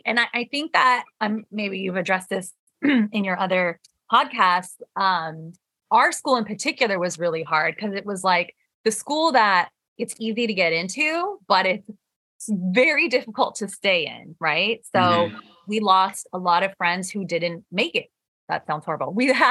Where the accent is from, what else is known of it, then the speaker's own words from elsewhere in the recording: Michigan, United States; born there; my parents immigrated to the US in the 80s and they moved to Michigan. So I was born in Michigan.